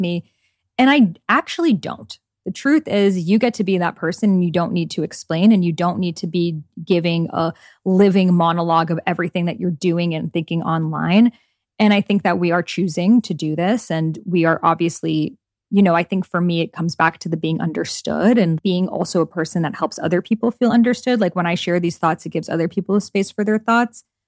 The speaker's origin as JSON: {"language": "English", "country": "Iran", "moved": "yes", "said": "my home country of Iran"}